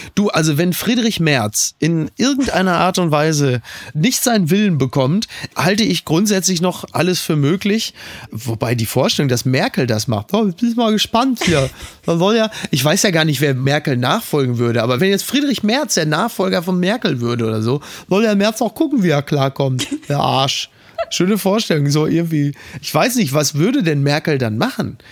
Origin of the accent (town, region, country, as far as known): Germany